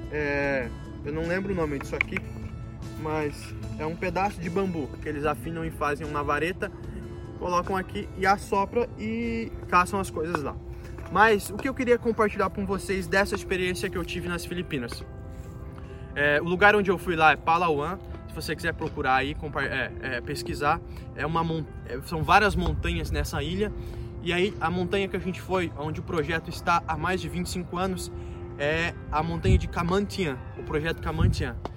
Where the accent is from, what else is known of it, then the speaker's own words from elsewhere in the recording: Foz do Iguaçu, Paraná, Brazil; eu sou de Foz do Iguaçu